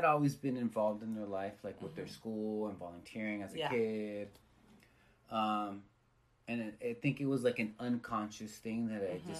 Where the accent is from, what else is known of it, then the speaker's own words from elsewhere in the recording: Wilmington, California, United States; also born or lived in San Pedro; So from like the second grade on, I lived in Wilmington off and on, mm-hmm. From my childhood up until the present.